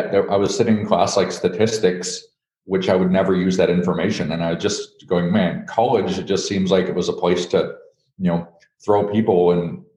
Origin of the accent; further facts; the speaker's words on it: Thompson, Manitoba, Canada; I'm Canadian born. I was born in Thompson, Manitoba, which is way up northern Canada